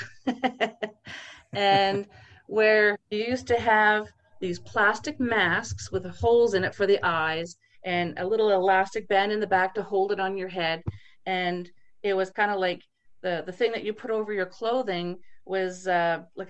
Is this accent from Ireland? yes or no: no; East Coast of Canada, Canada; being born and raised on the East Coast of Canada